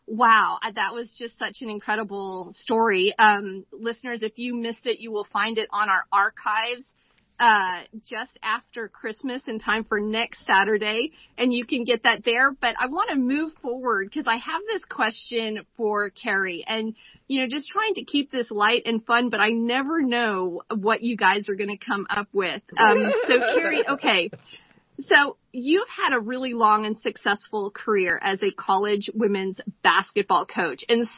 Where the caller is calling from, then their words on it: Boise, Idaho, United States; And I am calling in from Boise, Idaho.